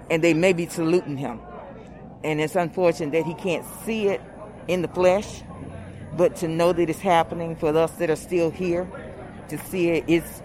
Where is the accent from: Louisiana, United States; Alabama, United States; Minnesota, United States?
Alabama, United States; Selma